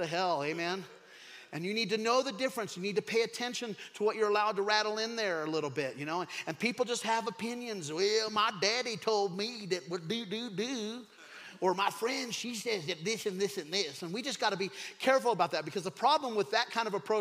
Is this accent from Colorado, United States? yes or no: yes; Craig, Colorado, United States; I grew up in Craig, Colorado in a trailer park